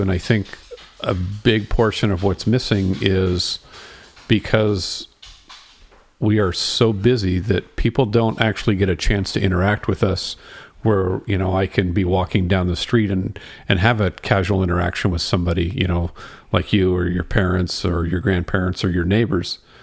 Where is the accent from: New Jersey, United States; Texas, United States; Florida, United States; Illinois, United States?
Texas, United States; Houston; I grew up in Houston and I was probably ten or twelve years old